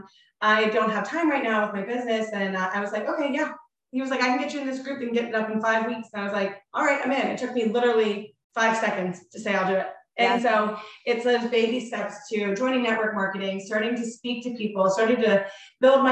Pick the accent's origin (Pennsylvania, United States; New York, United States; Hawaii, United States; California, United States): Pennsylvania, United States; Pittsburgh; We're from Pittsburgh, Pennsylvania.